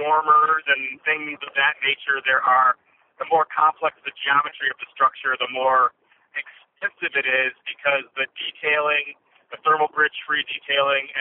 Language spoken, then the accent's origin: English; United States; we're American